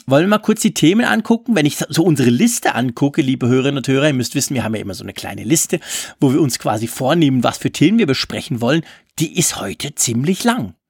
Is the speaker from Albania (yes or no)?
no; Switzerland; bei uns in der Schweiz